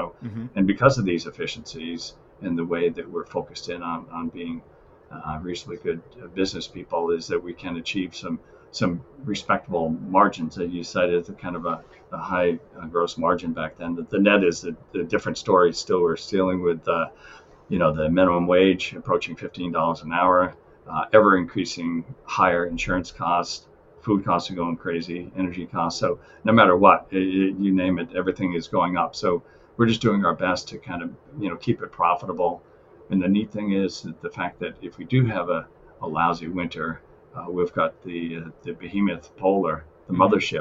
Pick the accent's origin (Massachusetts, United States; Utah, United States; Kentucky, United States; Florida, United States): Massachusetts, United States; Worcester; we grew up in Worcester